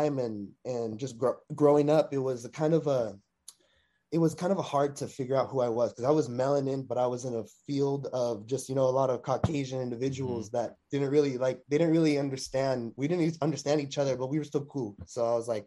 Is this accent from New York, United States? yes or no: no; Long Beach, California, United States; I'm a California, Long Beach native. You know, I was born and raised, you know, born in Memorial Hospital